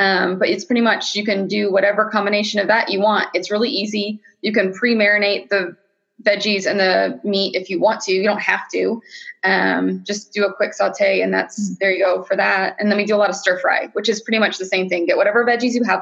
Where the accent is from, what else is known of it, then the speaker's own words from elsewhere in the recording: Ohio, United States; moved away; I grew up in Ohio